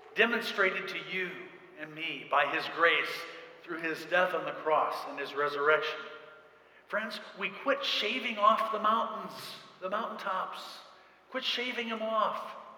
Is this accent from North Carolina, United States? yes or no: no; central Indiana, United States; we're from, I'm from central Indiana